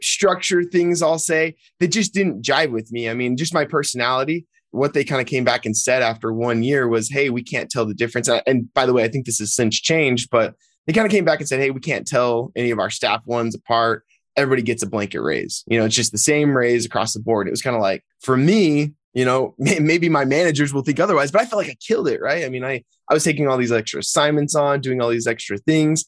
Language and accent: English; just outside Salt Lake City, Utah, United States; I was, born and raised just a couple of miles outside of Salt Lake City